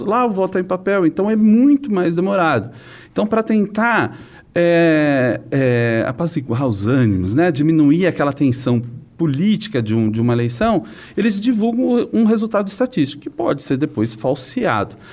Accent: São Paulo, Brazil; eu sou da cidade de São Paulo

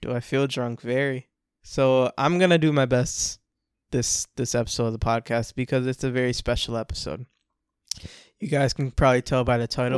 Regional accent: Orlando, Florida, United States; I'm from Orlando, Florida. I grew up with a lot of Spanish people.

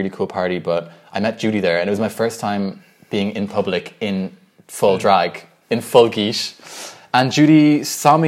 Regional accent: Ireland; also born or lived in Dublin, Ireland; growing up in Ireland and in a predominantly white environment, I've always felt white, and I always felt Irish

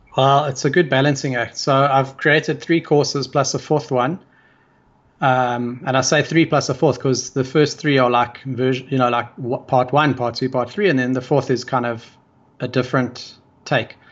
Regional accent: South Africa; I come from South Africa

